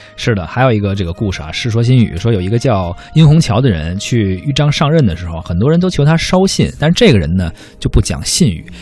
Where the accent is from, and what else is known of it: China